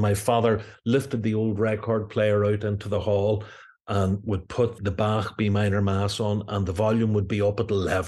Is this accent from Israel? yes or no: no; Belfast, Northern Ireland, United Kingdom; Well, I was born in 1962. Family here in North Belfast. My mother was from Derry City, but moved to Belfast in the 50s, met my father, who was born in Belfast, and we grew up in a very musical household.